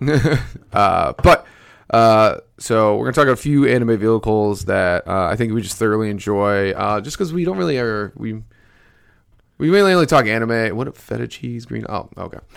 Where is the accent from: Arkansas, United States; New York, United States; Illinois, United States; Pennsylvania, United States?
New York, United States; Albany; moved away; also born or lived in Buffalo; Represent five one eight back in Albany